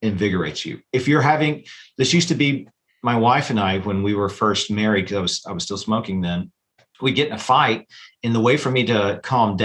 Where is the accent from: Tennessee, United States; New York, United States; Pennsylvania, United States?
Tennessee, United States; Chattanooga; moved away as an adult; also born or lived in St. Louis, Missouri; now in Greenville, Alabama, United States; I grew up in Chattanooga, Tennessee.